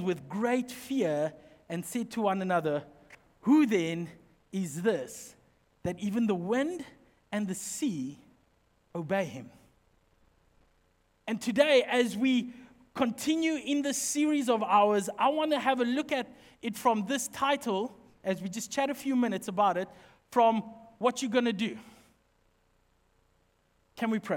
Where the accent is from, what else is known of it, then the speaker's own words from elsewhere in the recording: Highveld, South Africa; now in Western Cape, South Africa; We're from the Highveld, my family